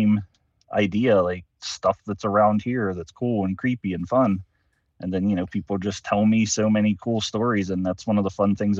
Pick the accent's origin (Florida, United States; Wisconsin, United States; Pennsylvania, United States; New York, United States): Pennsylvania, United States; It is my hometown. I was born there, and I currently reside there